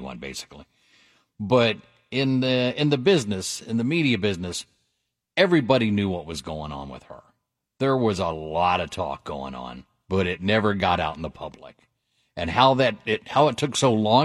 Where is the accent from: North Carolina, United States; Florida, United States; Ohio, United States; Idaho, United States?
Ohio, United States; Dayton; growing up in Dayton